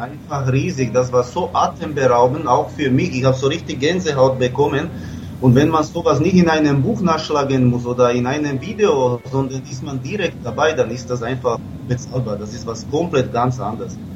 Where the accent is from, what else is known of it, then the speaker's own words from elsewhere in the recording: Slovakia; moved away; ich komme aus der Slowakei